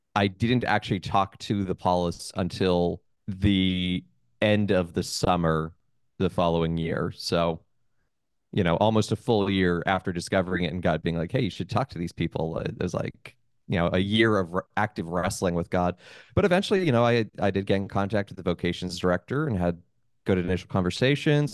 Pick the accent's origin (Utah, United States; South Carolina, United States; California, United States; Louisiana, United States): Utah, United States; moved away as an adult; also born or lived in Columbus, Ohio; now in New York City, United States; I'm originally from Utah, born and raised